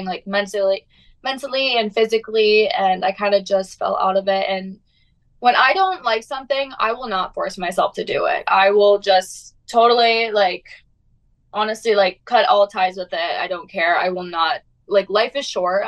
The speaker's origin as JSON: {"language": "English", "town": "Prior Lake", "region": "Minnesota", "country": "United States", "tie": "born or raised there", "said": "I'm from Minnesota. I'm from a small town called Prior Lake. It's about 20 minutes south of Minneapolis"}